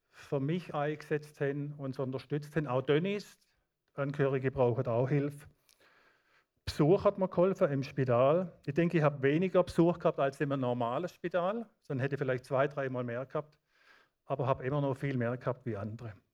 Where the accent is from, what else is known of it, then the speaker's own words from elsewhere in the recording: Baden-Württemberg, Germany; Ich habe Leute im Schwarzwald aus meiner Heimatgemeinde, die betet seit 30 Jahren täglich für mich